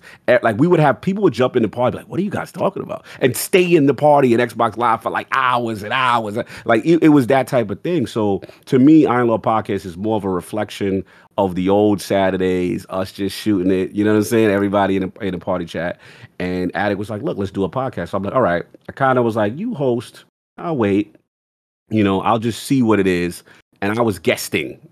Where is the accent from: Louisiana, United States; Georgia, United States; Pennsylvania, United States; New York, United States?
New York, United States; New York City; I grew up in the South Bronx